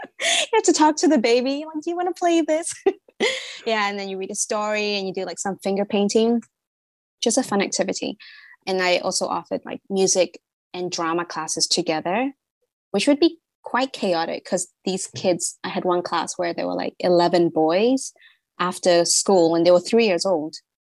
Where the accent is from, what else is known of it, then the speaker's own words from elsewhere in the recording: Singapore; I'm from Singapore. I didn't really grow up there so much. So I wanted to kind of get a feeling of my own culture